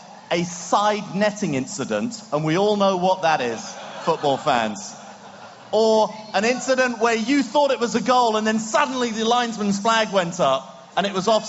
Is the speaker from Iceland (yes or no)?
no; England, United Kingdom; We're English.